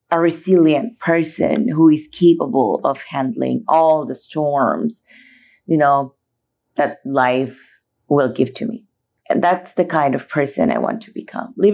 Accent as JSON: {"language": "English", "country": "Philippines", "tie": "born or raised there", "said": "as a foreigner growing up in the Philippines, my journey started there."}